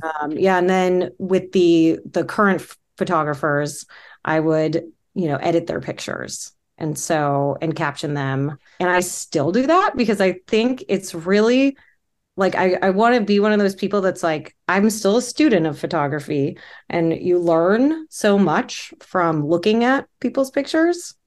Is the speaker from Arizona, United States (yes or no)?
no; Orange County, California, United States; moved away; I grew up in Orange County